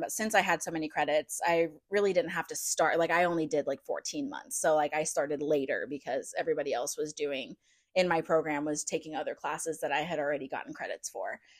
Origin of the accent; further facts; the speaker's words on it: St. Louis, Missouri, United States; moved away as an adult; we're from St. Louis, so it's not like we don't understand cold and snow because we definitely get